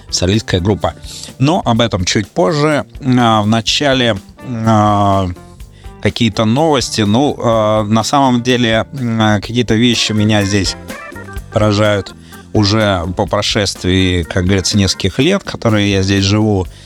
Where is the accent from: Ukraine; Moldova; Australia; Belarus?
Australia; Melbourne, Victoria; В середине недельки я … из Мельбурна, буду сегодня вам рассказывать про замечательную группу.